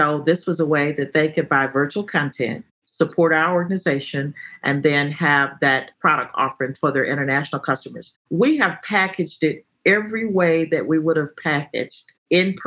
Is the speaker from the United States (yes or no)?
yes; Texas, United States; being a Texan